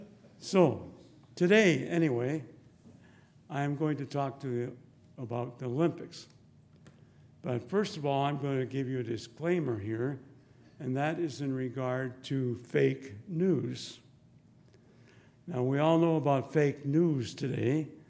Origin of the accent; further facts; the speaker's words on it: Lethbridge, Alberta, Canada; moved away; I am from Lethbridge. I grew up here.